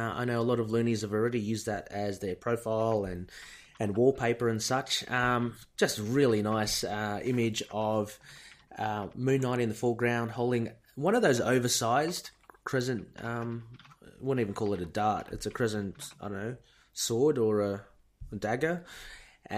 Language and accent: English; Australia; I'm Australian